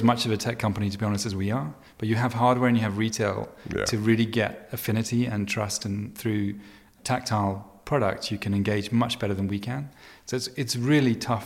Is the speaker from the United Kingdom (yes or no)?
yes; United Kingdom; moved away as an adult; now in Venice, United States; I'm British